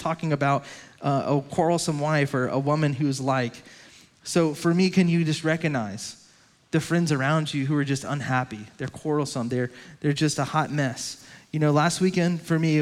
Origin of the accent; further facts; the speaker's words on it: Lowcountry, South Carolina, United States; my hometown, down to Lowcountry